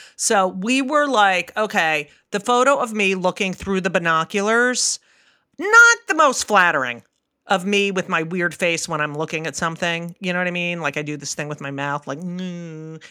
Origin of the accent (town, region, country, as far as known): New Jersey, United States